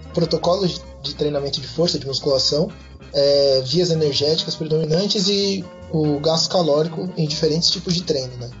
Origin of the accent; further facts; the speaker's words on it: Bauru, São Paulo, Brazil; eu sou de Bauru